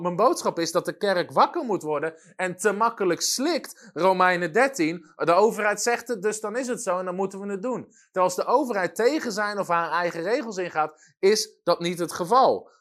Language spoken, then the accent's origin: Dutch; Netherlands; als Nederlanders zijn we dat niet gewend